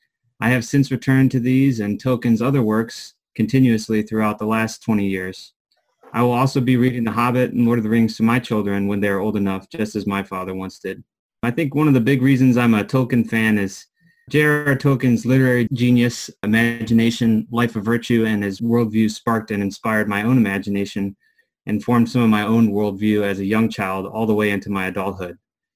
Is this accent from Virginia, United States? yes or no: yes; Christiansburg, Virginia, United States; I'm from Christiansburg, Virginia, currently, and I'm 29 years old.